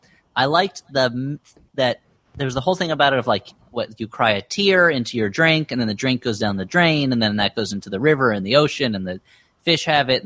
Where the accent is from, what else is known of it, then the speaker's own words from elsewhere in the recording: United States; as an American.